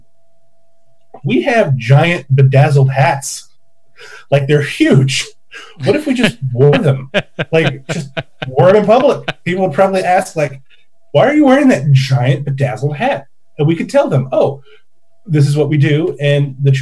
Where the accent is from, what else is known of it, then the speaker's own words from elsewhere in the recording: Oregon, United States; moved away; also born or lived in California; even though I'm from Oregon